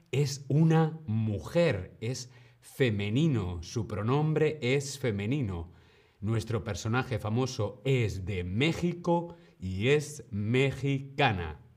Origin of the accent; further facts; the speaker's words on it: Madrid, Community of Madrid, Spain; soy de Madrid, España